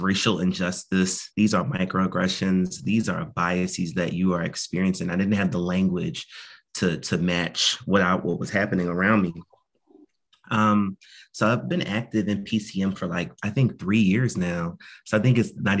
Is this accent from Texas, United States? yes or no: no; Northern New Jersey, United States; now in Philadelphia, United States; I'm originally from Northern New Jersey, but I've lived in quite a few different places. I've been in Philly for 12 years now.